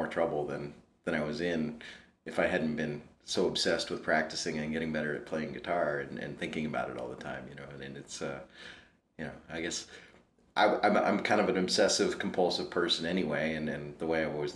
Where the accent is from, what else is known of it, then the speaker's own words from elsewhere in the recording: Prince William County, Virginia, United States; I grew up in Prince William County, Virginia, just south of the city